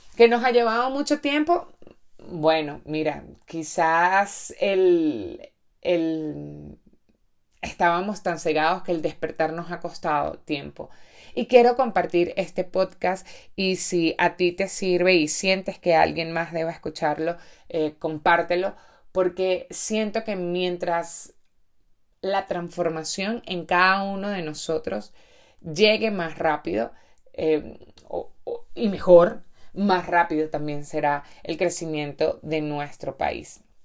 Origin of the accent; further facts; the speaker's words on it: Venezuela; muchos venezolanos que nos quedamos aquí trabajando